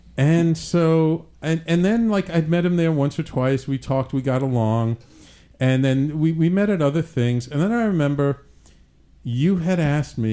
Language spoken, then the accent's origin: English; New York City, New York, United States; moved away; also born or lived in Manhattan; grew up in the Bronx